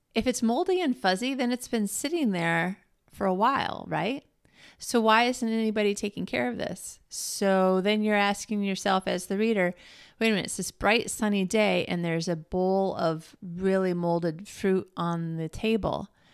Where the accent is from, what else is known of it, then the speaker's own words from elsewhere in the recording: Michigan, United States; growing up in Michigan where we had lots of thunderstorms and snowstorms